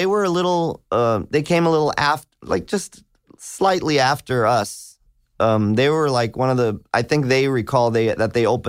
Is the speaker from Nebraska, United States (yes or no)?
no; Hollywood, California, United States; But I grew up right off Hollywood, around Santa Monica and Vine.